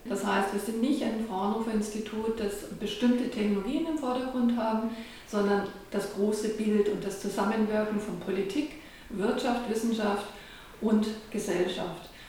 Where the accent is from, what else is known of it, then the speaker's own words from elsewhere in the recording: Traunreut, Bavaria, Germany; moved away; ich bin in Dranreuth aufgewachsen, am schönen Chiemsee